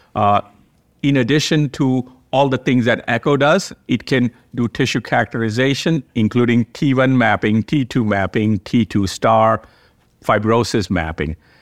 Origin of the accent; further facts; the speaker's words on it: Cleveland, Ohio, United States; from Cleveland Clinic in Cleveland, Ohio. Welcome to my hometown